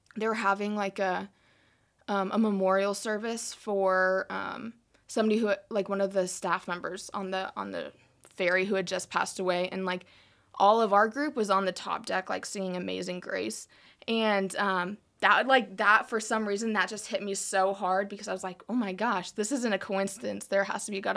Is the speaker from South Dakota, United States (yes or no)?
yes; South Dakota, United States; moved away as an adult; also born or lived in South Carolina / Colorado; I was born in South Carolina, but only lived there, like, three months, and then I moved to South Dakota. So, um, most of my life, like, was in South Dakota. So, I was there eighteen years